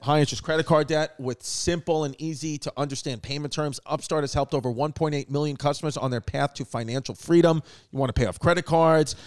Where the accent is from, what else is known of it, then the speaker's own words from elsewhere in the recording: New York City, New York, United States; growing up in New York City